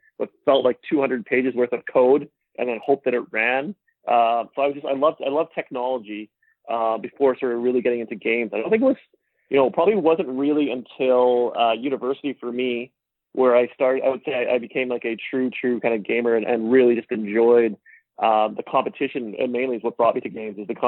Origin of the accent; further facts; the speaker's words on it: Vancouver, British Columbia, Canada; also born or lived in New Zealand; Born and raised in Vancouver